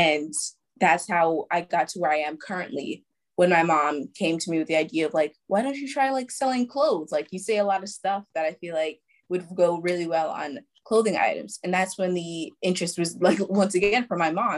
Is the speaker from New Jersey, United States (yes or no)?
no; New York City, New York, United States; I'm from New York, Brooklyn, New York